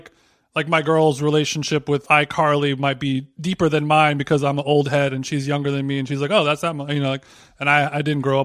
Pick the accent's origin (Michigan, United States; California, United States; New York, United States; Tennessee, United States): California, United States; Huntington Beach; I grew up in Huntington